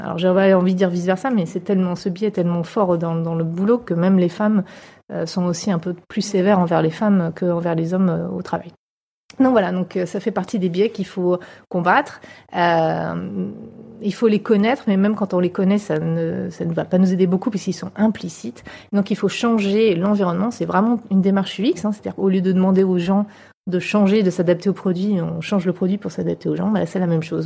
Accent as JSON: {"language": "French", "town": "Paris", "region": "Île-de-France", "country": "France", "moved": "yes", "lives_now": "California, United States", "said": "je suis parisienne, j'habite en Californie"}